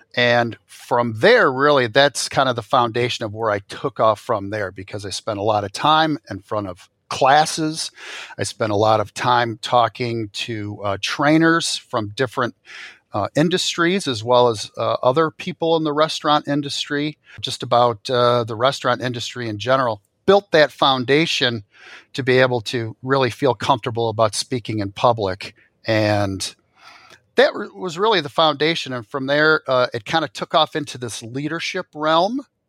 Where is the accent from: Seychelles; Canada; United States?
United States; Royal Oak, Michigan; I grew up, uh, in a northern suburb of Detroit, uh, Royal Oak, Michigan